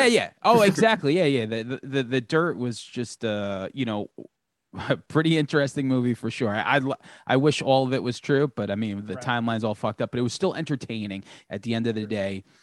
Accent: Long Island, New York, United States; we're from Long Island

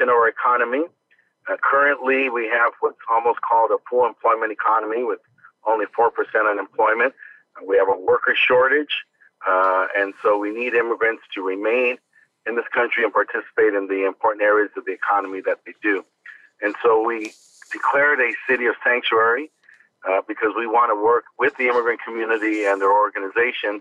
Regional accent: Los Angeles, California, United States; also born or lived in Barstow, California; I was born there, but I grew up in Boyle Heights

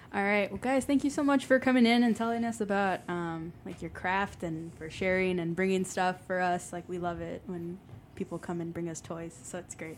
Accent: Chicago, Illinois, United States; I grew up in Little Village and Pilsen

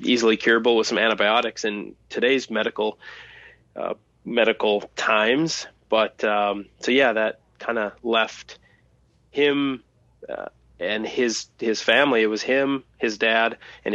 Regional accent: Thief River Falls, Minnesota, United States; born or raised there

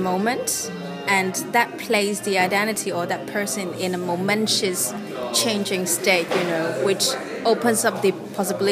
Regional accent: Hong Kong; moved away; I was from Hong Kong

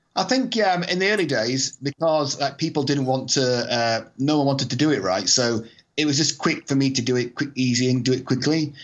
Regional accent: Scotland, United Kingdom; I'm Scottish

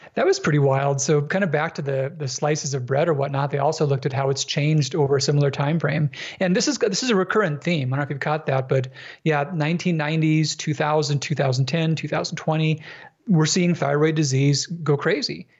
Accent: Minnesota, United States; I grew up in Minnesota

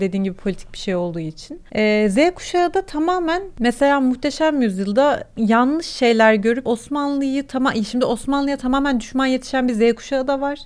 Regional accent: Turkey; accent: Turkish

